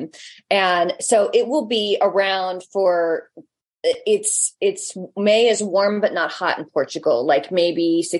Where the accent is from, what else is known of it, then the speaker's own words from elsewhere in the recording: United States; we're American